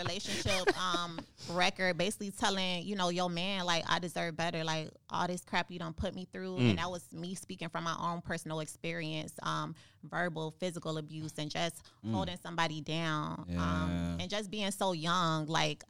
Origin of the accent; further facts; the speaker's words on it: Miami, Florida, United States; moved away; I went back home. I went back to my grandma's house that I grew up in.